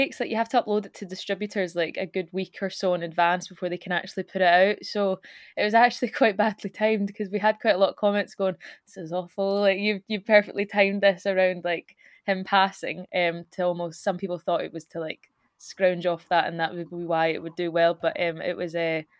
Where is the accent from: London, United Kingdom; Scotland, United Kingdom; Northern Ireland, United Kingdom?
Scotland, United Kingdom; accent: Scottish; now in Glasgow, United Kingdom; keep it pretty much to how we speak as opposed to making it just a generic cover, so it's very Scottish